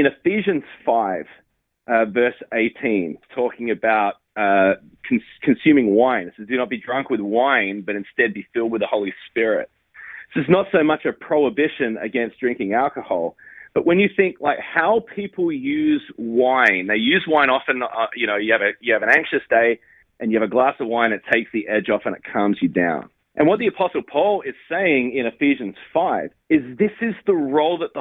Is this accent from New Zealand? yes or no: no; Australia; moved away as an adult; now in United States; I came over to the United States from Australia